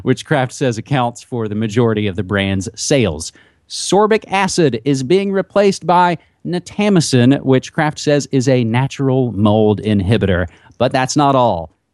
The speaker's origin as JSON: {"language": "English", "region": "West Virginia", "country": "United States", "tie": "born or raised there", "said": "my home state of West Virginia."}